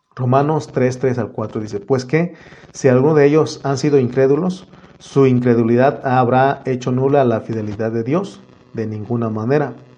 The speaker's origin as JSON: {"language": "Spanish", "country": "Mexico", "said": "en mi INE dice, en mi acta dice que yo soy mexicano"}